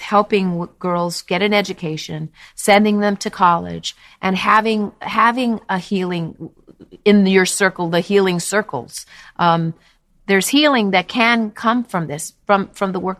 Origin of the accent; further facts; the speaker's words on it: New York, United States; now in Los Angeles, United States; New York originally, but yeah, I live in LA now. I'm definitely a New Yorker